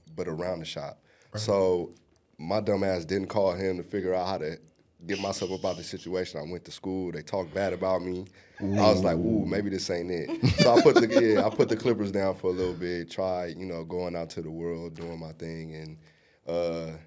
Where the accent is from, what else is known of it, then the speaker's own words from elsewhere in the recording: Los Angeles, California, United States; also born or lived in Inglewood; I'm born and raised from here, from an area called Watts